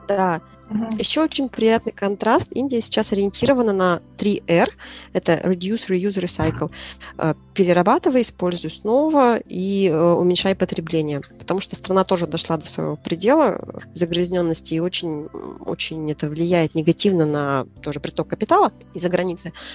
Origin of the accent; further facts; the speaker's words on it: Yakutsk, Sakha Republic, Russia; moved away; Я родилась в Якутске, я училась в ЕГУ